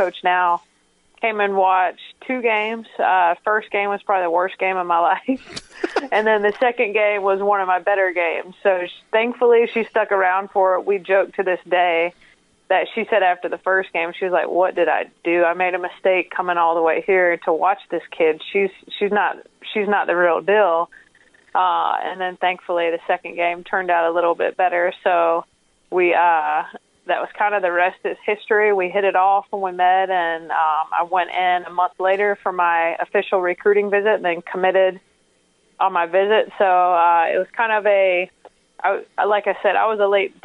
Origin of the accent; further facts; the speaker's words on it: Fort Mill, South Carolina, United States; I'm from the Carolinas